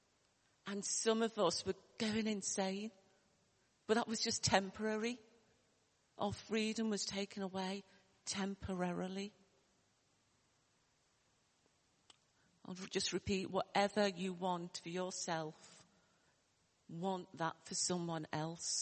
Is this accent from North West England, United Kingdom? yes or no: yes; Liverpool, North West England, United Kingdom; accent: Liverpool; you might hear my accent from Liverpool, although I was brought up, you know, in a, you know, poor area